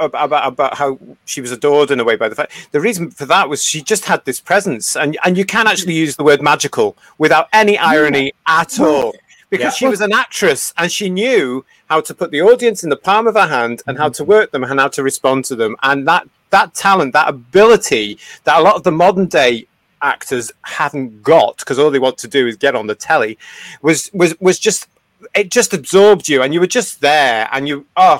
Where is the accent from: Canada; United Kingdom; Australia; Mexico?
United Kingdom; But that's what made you being British. And when you look at some of our classic television and our movies, we stand out so much from everybody else in the world